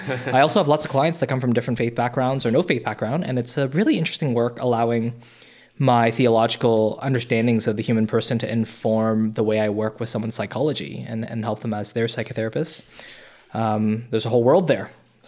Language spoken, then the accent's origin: English; Toronto, Ontario, Canada; So I grew up in North Toronto. I was an immigrant, and then I moved to North Toronto